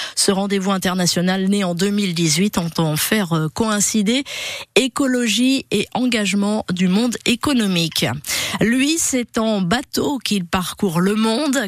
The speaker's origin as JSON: {"language": "French", "area": "Gironde", "region": "Nouvelle-Aquitaine", "country": "France", "said": "chez nous en Gironde"}